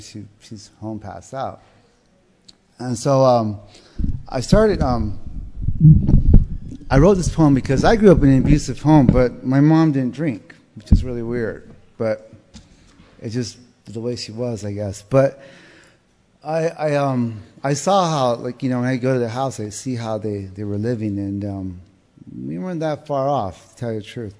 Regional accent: southern Arizona, United States; I come from South Arizona. I was raised there

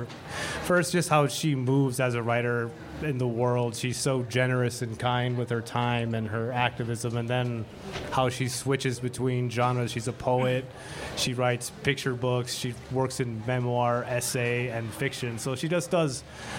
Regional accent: El Paso, Texas, United States; moved away as an adult; now in Tucson, United States; I'm originally from El Paso, Texas. I was born and raised there

